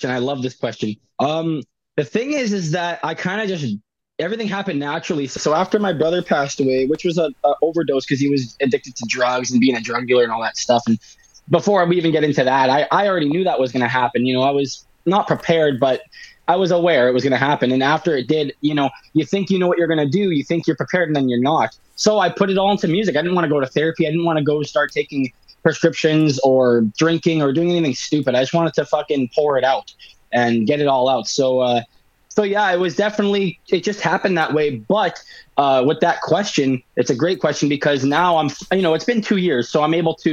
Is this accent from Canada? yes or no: yes; Winnipeg, Manitoba, Canada; whatever you want to call me. Um, I'm 23. I'm from Winnipeg